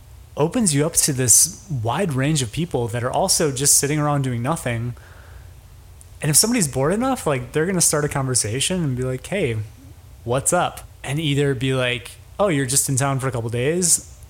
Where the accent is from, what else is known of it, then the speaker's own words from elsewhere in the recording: Chicago, Illinois, United States; Had on my profile that I was from Chicago